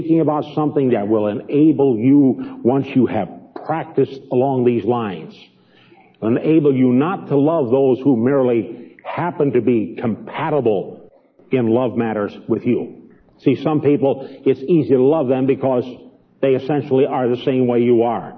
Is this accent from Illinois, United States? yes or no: yes; Chicago, Illinois, United States; moved away; Even though I came from Chicago, it would be very difficult for me to go back to the place where I was born on the west side in a real slum area.